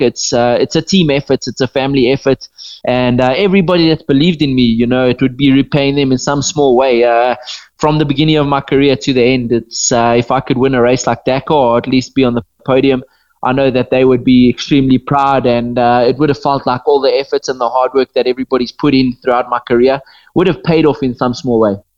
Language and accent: English; Botswana; being born and bred in Botswana and, and living in Botswana my whole life